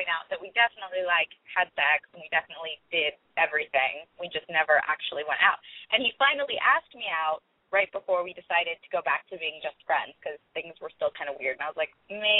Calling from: California, United States; I'm 21. I'm calling from the Bay Area in California.

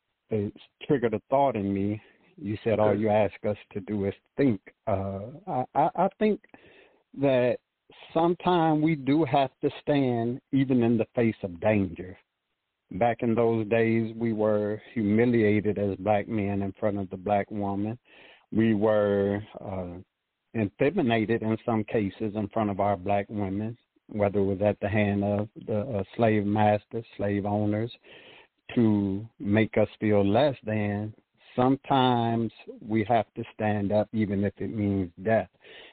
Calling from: Petersburg, Virginia, United States; I'm calling from Petersburg, Virginia.

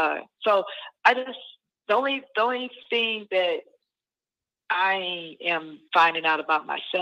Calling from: Alabama, United States; I'm in Alabama. Good afternoon.

